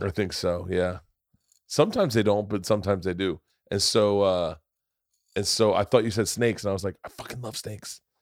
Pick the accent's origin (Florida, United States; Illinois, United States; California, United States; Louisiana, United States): Florida, United States; Growing up in Florida